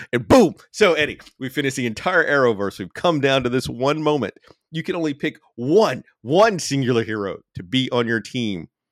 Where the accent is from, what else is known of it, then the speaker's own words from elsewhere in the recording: Alabama, United States; I'm from Alabama